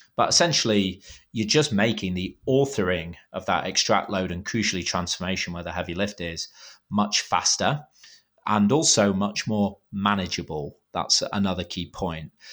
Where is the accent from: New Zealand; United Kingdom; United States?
United Kingdom; I'm being too British